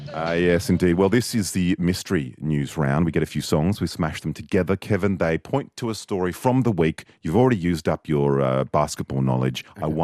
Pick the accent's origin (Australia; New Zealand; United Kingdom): Australia; I am an Australian born in 1961.